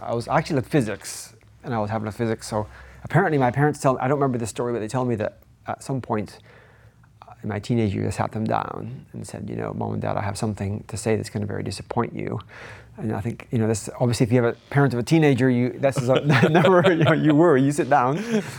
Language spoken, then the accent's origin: English; Gabon; also born or lived in Netherlands / United States / Cambridge, United Kingdom; So I grew up in Gabon, Central Africa. Then went back to the Netherlands, did undergraduate degree, did a PhD in the US